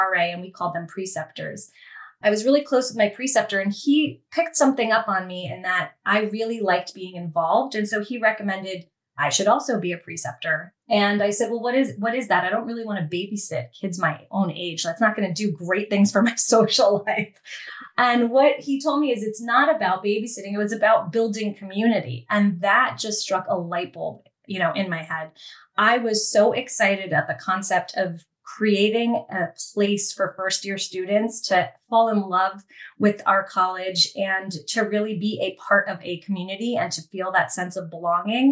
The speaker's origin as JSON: {"language": "English", "region": "New Jersey", "country": "United States", "tie": "born or raised there", "said": "I grew up in a great suburban town in New Jersey with a great education"}